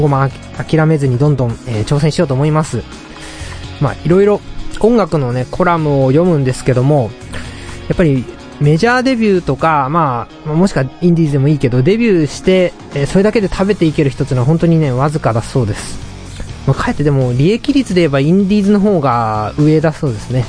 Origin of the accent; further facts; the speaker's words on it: Tochigi, Japan; 僕の地元の栃木県っていうのは海がありません。